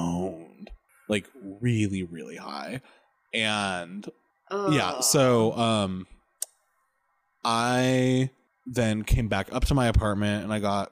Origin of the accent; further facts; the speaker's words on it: Oregon, United States; moved away; I'm from Oregon.